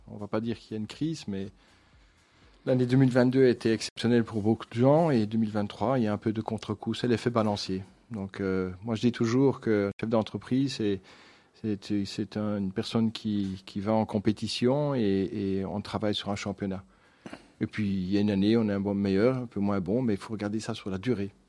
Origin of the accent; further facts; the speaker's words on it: Wallonia, Belgium; Dans le Brabant wallon. Donc, mes parents étaient fermiers, mais des fermiers qui ont évolué.